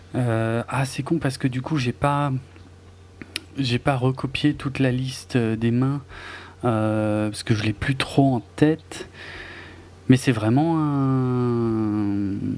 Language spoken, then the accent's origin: French; Alsace, Grand Est, France; comme on dit chez moi en Alsace